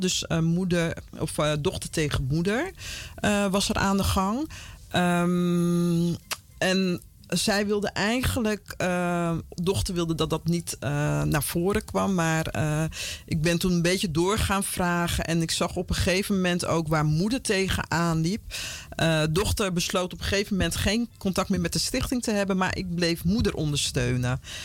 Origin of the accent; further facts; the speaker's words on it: Vlaardingen, South Holland, Netherlands; moved away as an adult; also born or lived in Paramaribo, Suriname / Utrecht / Amsterdam; now in Almere, Netherlands; ik, ben in eh, Rotterdam, Vlaardingen opgegroeid